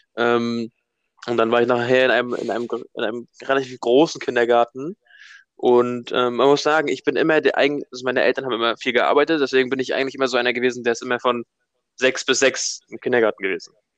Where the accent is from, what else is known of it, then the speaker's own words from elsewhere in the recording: Hamburg, Germany; wir sind zwei Hamburger Jungs